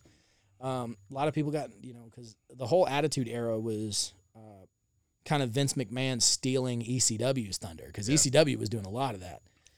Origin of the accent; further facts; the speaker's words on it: the South, United States; so growing up in the South, I wasn't allowed to watch WWE.